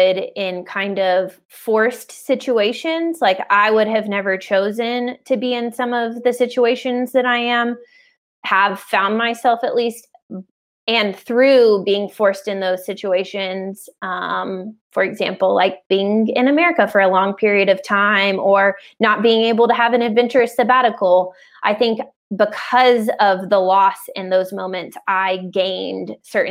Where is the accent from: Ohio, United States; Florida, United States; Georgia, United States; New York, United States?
Georgia, United States; Atlanta; I'm from Atlanta